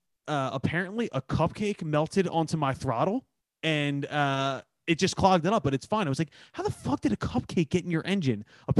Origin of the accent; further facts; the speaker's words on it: Philadelphia, Pennsylvania, United States; accent: Philly; I say a word in there that I say very wrong with my Philly accent.